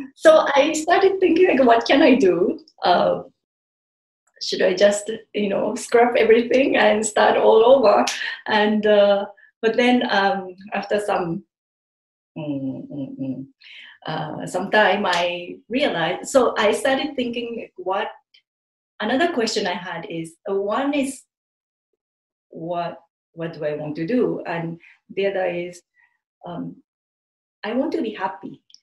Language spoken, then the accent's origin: English; Japan; English is a second language; moved away as an adult; now in New Delhi, India; I was born and raised in Japan. I did all my schooling uh, in Japan